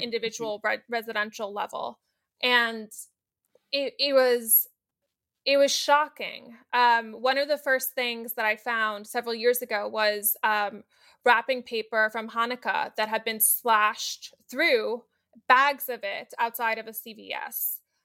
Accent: New York City, New York, United States; I grew up in New York City

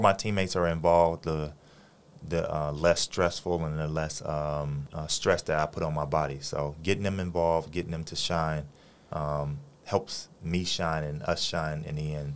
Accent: Los Angeles, California, United States; moved away as an adult; now in Taiwan; my hometown, Los Angeles, California

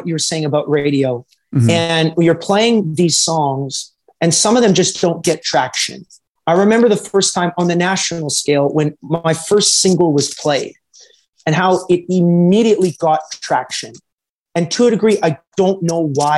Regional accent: Edmonton, Alberta, Canada; born or raised there

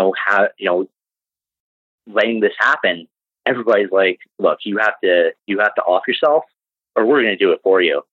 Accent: Canada; I'm from Canada

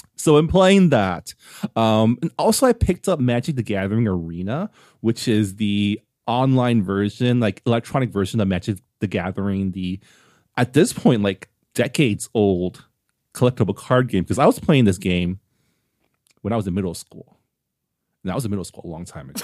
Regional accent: San Gabriel, California, United States; the city of San Gabriel, which is my hometown

